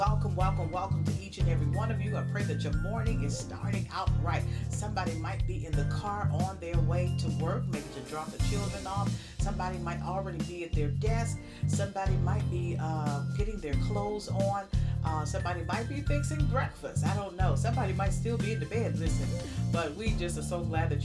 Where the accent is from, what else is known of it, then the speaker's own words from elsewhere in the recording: Birmingham, Alabama, United States; I had some great church experiences in the South growing up in Birmingham, Alabama.